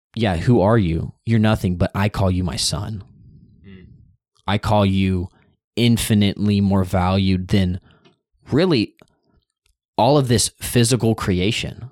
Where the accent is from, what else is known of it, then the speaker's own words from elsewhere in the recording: United States; I'm raised up in a nation that I can actively go out and spread the news